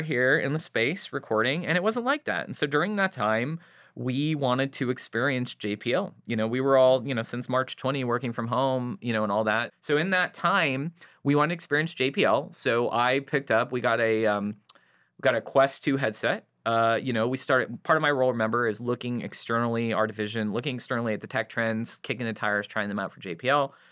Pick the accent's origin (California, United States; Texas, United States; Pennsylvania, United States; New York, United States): California, United States; Santa Clarita; I grew up in Santa Clarita, about an hour north of L